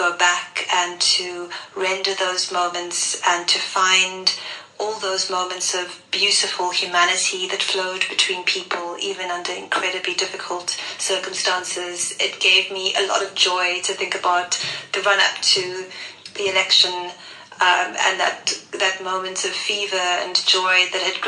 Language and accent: English; Cape Town, Western Cape, South Africa; I grew up in what I think of as a very Cape Townian family, because it was extremely diverse. And I grew up in Mormay State, which some of you will know is quite close to District 6